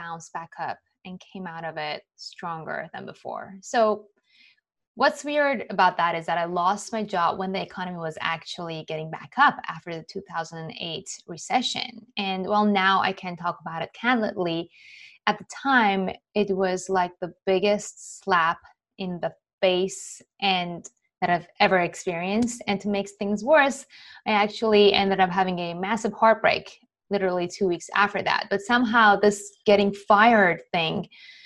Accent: Iran; moved away; I was born and raised in Iran to a Jewish family during the Iran-Iraq War

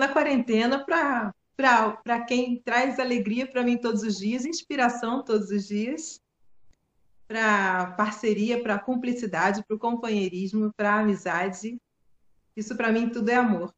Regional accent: Maricá, Rio de Janeiro, Brazil; Minha terra

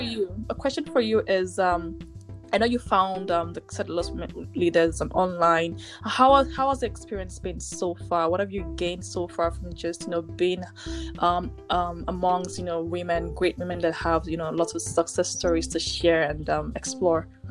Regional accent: Nigeria; moved away as an adult; now in Ontario, Canada; coming into Canada as an immigrant, you know, um, from Nigeria, from Ni- I'm from Nigeria

